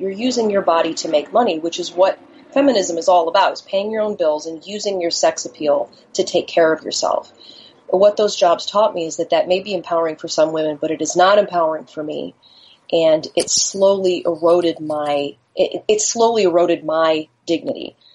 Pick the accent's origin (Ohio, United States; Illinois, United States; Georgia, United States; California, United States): Illinois, United States; Chicago; I grew up in Chicago.